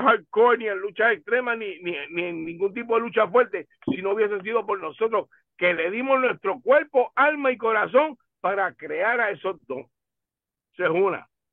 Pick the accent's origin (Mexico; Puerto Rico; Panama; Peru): Puerto Rico; Humacao; en mi pueblo